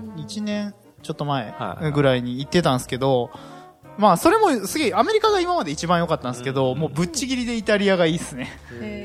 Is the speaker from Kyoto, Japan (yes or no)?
yes; Kyoto, Japan; 俺京都人